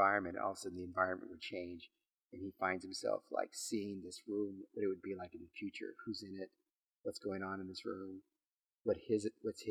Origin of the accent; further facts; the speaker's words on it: McAllen, Texas, United States; where I live in McAllen, Texas, I'm from a border town.